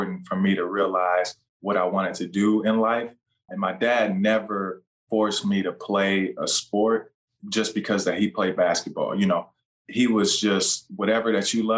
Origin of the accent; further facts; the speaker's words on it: Schererville, Indiana, United States; also born or lived in Gary, Indiana; I went to high school in Indiana here at Lake Central High School up in Schererville, St. John, Indiana